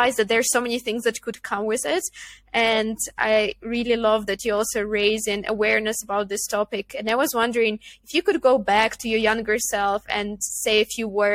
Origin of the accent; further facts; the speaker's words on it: Ukraine; moved away as an adult; also born or lived in Netherlands; I come from Ukraine